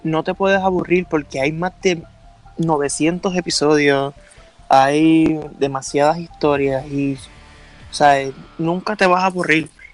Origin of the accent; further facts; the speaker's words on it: Puerto Rico; yo también soy puertorriqueño. Vivo en la isla